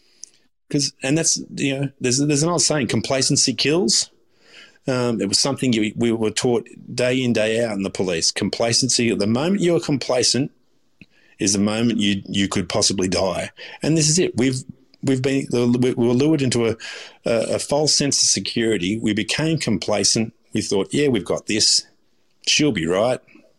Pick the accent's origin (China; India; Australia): Australia; I consider myself Aussie. I'm half Turkish. I was born here. I was raised here. I'm an Aussie.